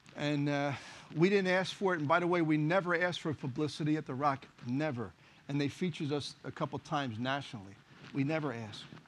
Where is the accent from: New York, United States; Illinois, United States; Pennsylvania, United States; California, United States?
Pennsylvania, United States; Philadelphia; I was born and raised in Kensington, ran the streets of Kensington